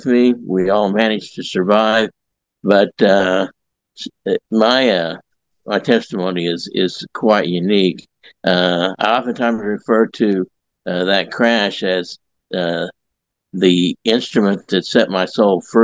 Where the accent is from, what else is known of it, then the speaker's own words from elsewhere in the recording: Southeast Kansas, United States; also born or lived in Joplin, Missouri; now in Carl Junction, United States; I grew up in Southeast Kansas. I moved to Joplin in 1965